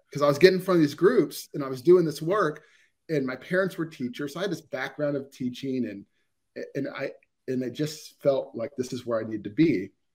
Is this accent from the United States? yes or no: yes; Ohio, United States; I'm born and raised in Ohio, so I'm in the Ohio area